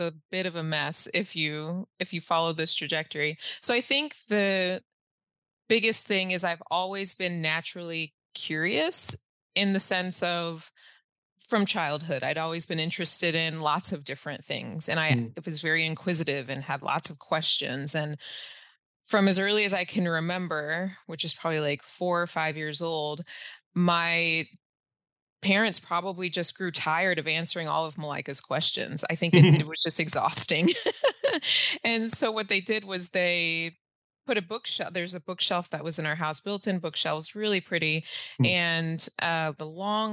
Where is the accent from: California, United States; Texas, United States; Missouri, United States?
Texas, United States; Allen; I grew up in North Texas, in Allen, Texas, specifically